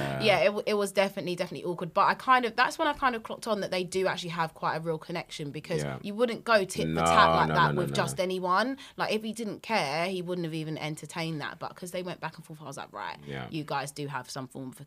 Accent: London, United Kingdom; accent: London; my London accent

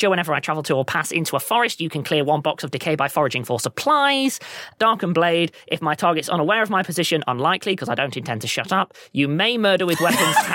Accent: Amsterdam, North Holland, Netherlands; So I am from Amsterdam.

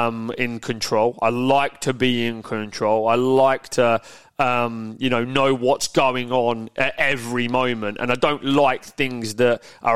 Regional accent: Peterborough, East of England, United Kingdom; I grew up in Yaxley, I grew up in Peterborough, nice village.

